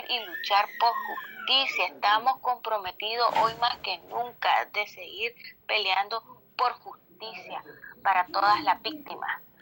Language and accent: Spanish; Nicaragua; moved away as an adult; now in United States; como nicaragüenses, como ciudadanos